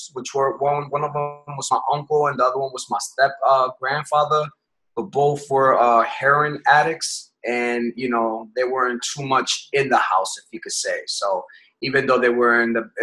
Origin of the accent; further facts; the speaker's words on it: Connecticut, United States; moved away as an adult; also born or lived in Puerto Rico / Massachusetts / Bronx, New York; I was born in Puerto Rico, but raised in Connecticut